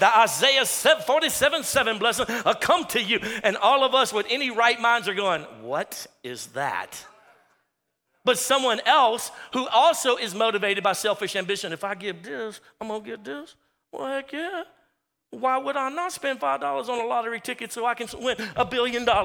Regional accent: Louisiana, United States; We're from Louisiana

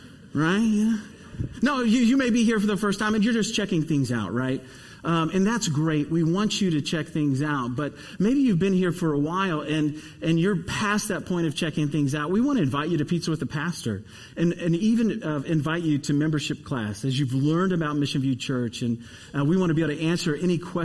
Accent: Dayton, Ohio, United States; I grew up in Dayton, Ohio.

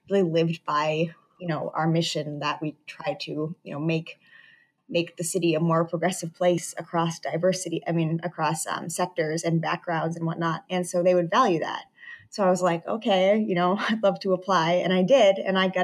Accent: northeastern Connecticut, United States; moved away as an adult; now in New York City, United States; So I'm from Connecticut, northeastern Connecticut. So Boston is our city over New York.

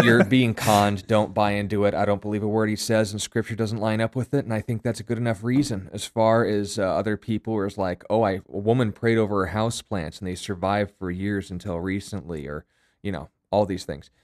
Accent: United States; myself being an American

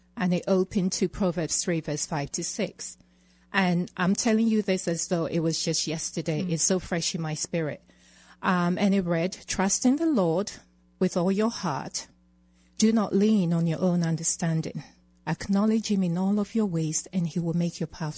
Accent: England, United Kingdom; accent: British; moved away as an adult; also born or lived in Ghana; now in Colorado, United States; I was born in Ghana and raised in England

